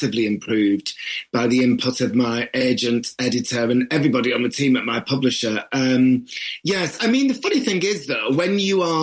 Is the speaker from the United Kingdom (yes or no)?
yes; the north of England, United Kingdom; if you're a northerner